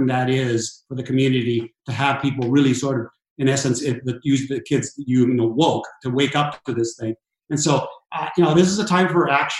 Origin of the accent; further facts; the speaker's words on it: Los Angeles, California, United States; I grew up in Southern California in East LA in the inner city.